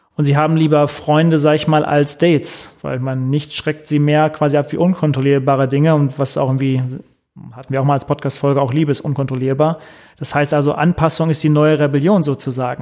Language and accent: German; Germany; bei uns in Deutschland